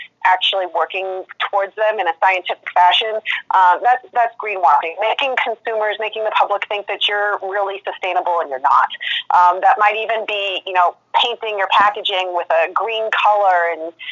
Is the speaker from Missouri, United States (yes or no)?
yes; St. Louis, Missouri, United States; also born or lived in East Coast; I am in St. Louis, Missouri, mostly born and raised here in the Midwest